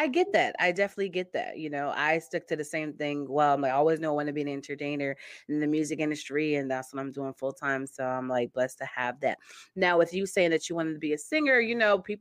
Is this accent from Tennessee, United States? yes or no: no; Connecticut, United States; moved away as an adult; also born or lived in Stamford, Connecticut / Bridgeport, Connecticut / Trumbull, Connecticut / Ansonia, Connecticut; now in Indiana, United States; I was born in Stamford, Connecticut. And I grew up pretty much different cities, Stamford, Bridgeport, Trumbull. And then from high school up into my late 20s, I was in Ansonia.